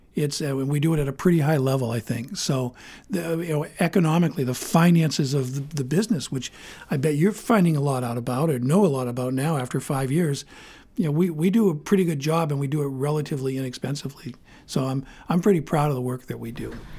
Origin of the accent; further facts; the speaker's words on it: Bangor, Maine, United States; also born or lived in Portland, Maine; I was born in Bangor. I went to Bangor High School.